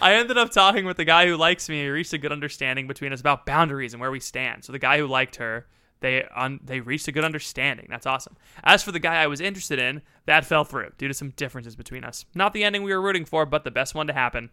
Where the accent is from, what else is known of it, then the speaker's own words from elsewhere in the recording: United States; I'm an American